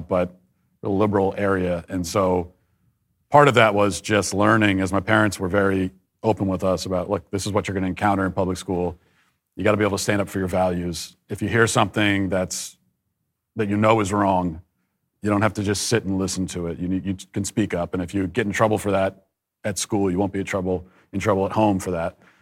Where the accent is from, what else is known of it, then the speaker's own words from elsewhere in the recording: Baltimore, Maryland, United States; I was born in the Baltimore area, Maryland, and, uh, raised in a very conservative Catholic family.